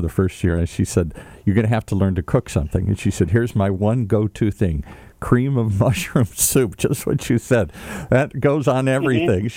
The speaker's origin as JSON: {"language": "English", "town": "Edina", "region": "Minnesota", "country": "United States", "tie": "born or raised there", "said": "I was actually born in Edina"}